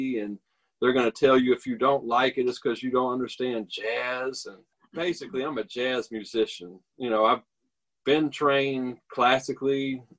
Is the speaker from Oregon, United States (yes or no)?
no; North Little Rock, Arkansas, United States; moved away as an adult; also born or lived in Memphis, Tennessee / New York City; we both currently live in North Little Rock, but I'm actually from North Little Rock. So I was born and raised here, moved to Memphis, early 90s.